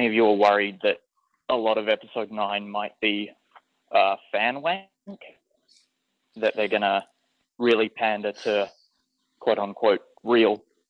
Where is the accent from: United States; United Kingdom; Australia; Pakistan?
Australia; Perth, Western Australia; I'm from Perth in Western Australia.